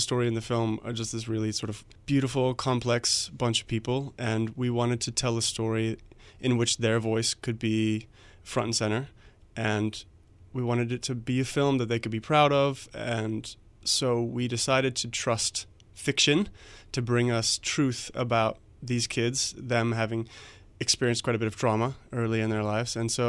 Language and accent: English; Eswatini; I grew up in Swaziland, and so I saw her, you know, she was sort of a part of my world growing up.